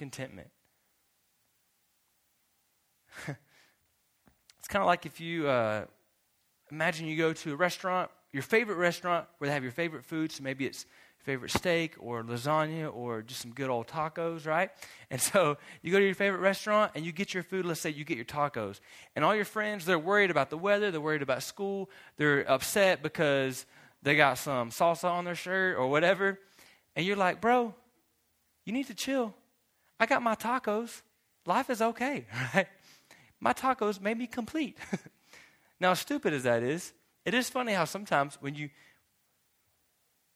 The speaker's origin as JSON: {"language": "English", "country": "United States", "said": "I'm from America"}